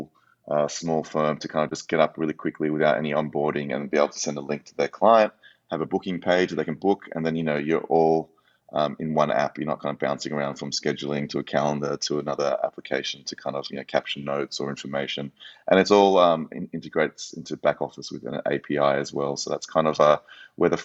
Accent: Australia; moved away; also born or lived in United States; as an Australian living in the US, previously

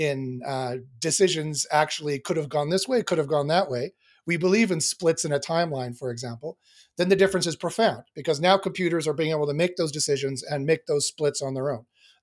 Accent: Winnipeg, Manitoba, Canada; I was born and raised in Winnipeg, Manitoba.

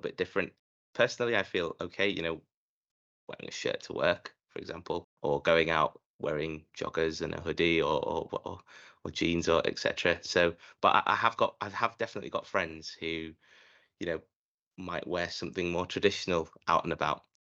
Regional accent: Leeds, Yorkshire and the Humber, United Kingdom; I was born in Leeds and the, I was raised obviously in, in Britain.

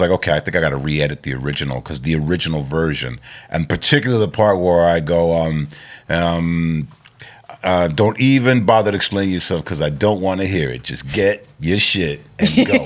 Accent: New York City, New York, United States; I grew up in Queens

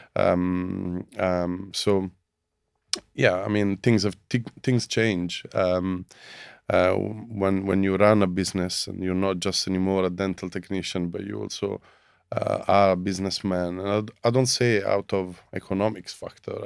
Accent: Rome, Lazio, Italy; moved away as an adult; now in London, United Kingdom; I'm from Italy, Rome.

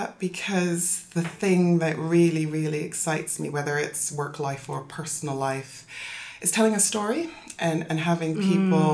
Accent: Toronto, Ontario, Canada; moved away as an adult; also born or lived in South London, United Kingdom / California, United States / Guyana; now in London, United Kingdom; I am British born, but, you know, brace yourself for a very odd accent. Moved to Canada when I was 7, so I grew up in Toronto.

